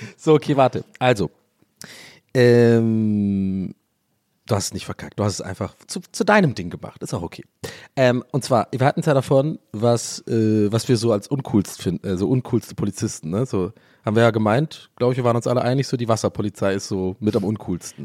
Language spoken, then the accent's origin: German; near Stuttgart, Baden-Württemberg, Germany; ich komme ja aus der Nähe von Stuttgart